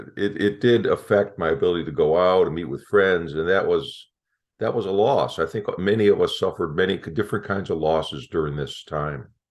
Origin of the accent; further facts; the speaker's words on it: Chicago, Illinois, United States; moved away; I'm from Chicago originally